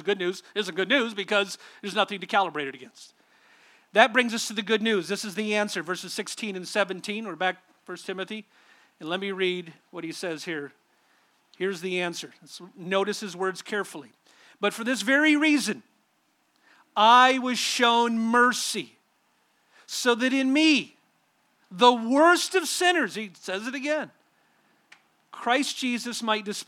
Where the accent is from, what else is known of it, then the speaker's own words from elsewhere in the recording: Southern California, United States; I grew up in a church and in a denomination out in Southern California